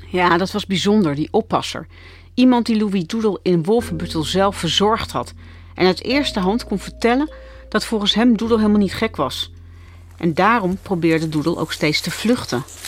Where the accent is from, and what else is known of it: Netherlands; born or raised there